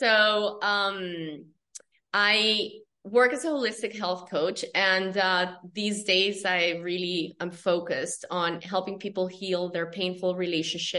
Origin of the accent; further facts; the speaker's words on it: Colombia; I'm from Colombia, South America